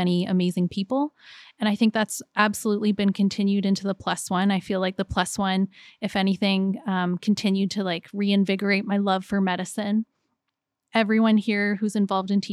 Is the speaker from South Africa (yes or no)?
no; Kitchener, Ontario, Canada; I was born in Grand River. I'll work in Grand River.